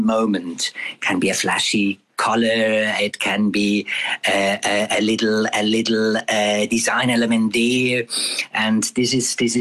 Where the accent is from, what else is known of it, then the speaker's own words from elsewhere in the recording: Switzerland; accent: Swiss; English is a second language; moved away as an adult; now in Darling, South Africa; we are originally from Switzerland. That's probably why you can hear our accent from Switzerland